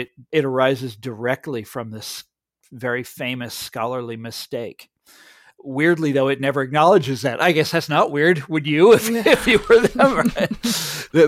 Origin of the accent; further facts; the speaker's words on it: Kansas, United States; my home state of Kansas